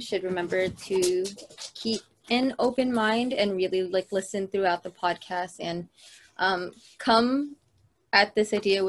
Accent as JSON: {"language": "English", "town": "San Diego", "region": "California", "country": "United States", "said": "I am from San Diego as well."}